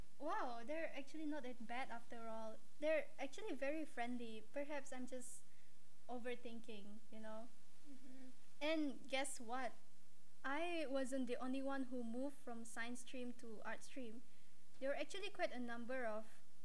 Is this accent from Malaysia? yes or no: yes; Kuching, Sarawak, Malaysia; moved away; Kuching is my hometown